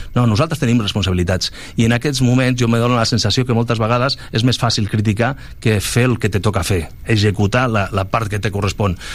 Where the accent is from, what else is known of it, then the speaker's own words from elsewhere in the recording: Balearic Islands, Spain; moved away; Jo vinc d'allà, de les Balears